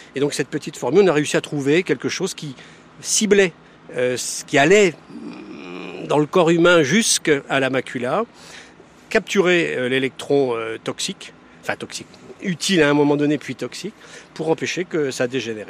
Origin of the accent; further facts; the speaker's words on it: Quimper, Brittany, France; je suis né à Quimper. J'ai vécu tout le temps au bord de l'eau.